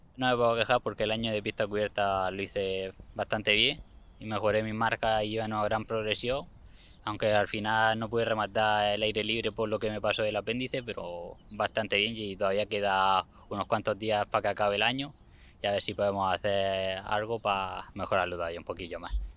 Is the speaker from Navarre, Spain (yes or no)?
no; Fuente Álamo, Region of Murcia, Spain; Empecé aquí a correr en Fuente Amo y en las cuadras de Río, que es mi pueblo donde vivo. Y de aquí no me voy